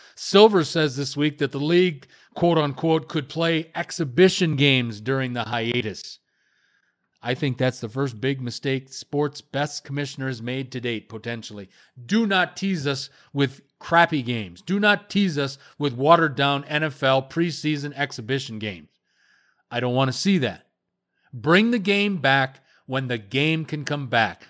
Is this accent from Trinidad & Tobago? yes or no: no; Canada; I'm from Canada.